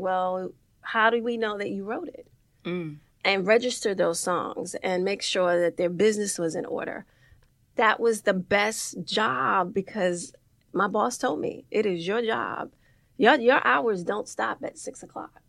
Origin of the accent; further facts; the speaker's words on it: New York City, New York, United States; also born or lived in Harlem; I grew up in the Bronx, um, Soundview projects.